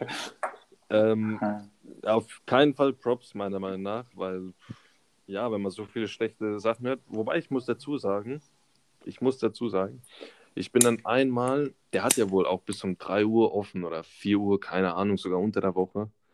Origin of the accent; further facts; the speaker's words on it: Karlsruhe area, Baden-Württemberg, Germany; also born or lived in Böblingen; bin hier aufgewachsen in der Umgebung Karlsruhe